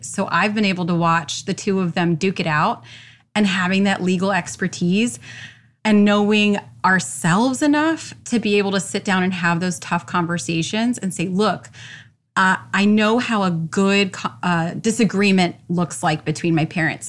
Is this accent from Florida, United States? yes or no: yes; Orlando, Florida, United States; I born and raised in Orlando.